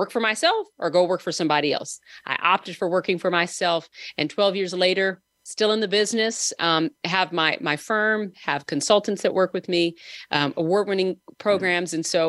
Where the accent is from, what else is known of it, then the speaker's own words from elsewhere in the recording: California, United States; But I was born and raised in Southern California to two parents who were, you know, born, raised up in the 60s.